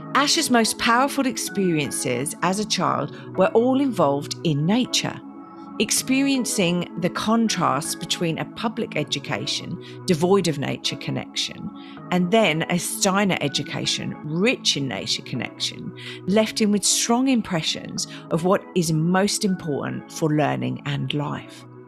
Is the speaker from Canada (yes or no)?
no; England, United Kingdom; now in Australia; I'm not Australian, I'm a citizen, but I'm English